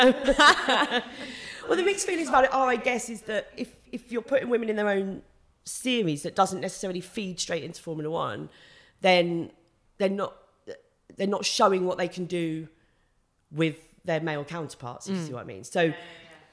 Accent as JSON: {"language": "English", "area": "Kent", "region": "South East England", "country": "United Kingdom", "tie": "born or raised there", "said": "I grew up in Kent, very near Brands Hatch"}